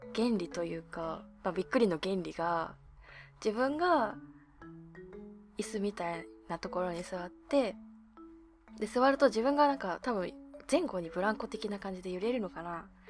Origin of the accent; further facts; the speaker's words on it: Abashiri, Hokkaido, Japan; 出身地は北海道網走市です。